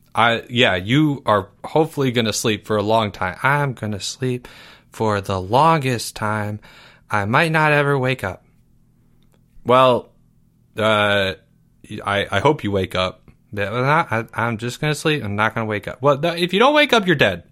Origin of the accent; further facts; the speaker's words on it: Maryland, United States; I'm from Maryland